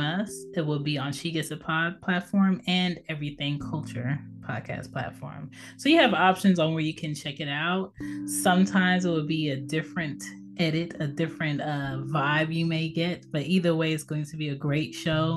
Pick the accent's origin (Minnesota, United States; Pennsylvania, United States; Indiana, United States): Pennsylvania, United States; Philadelphia; I was born in Philadelphia, PA, on the East Coast.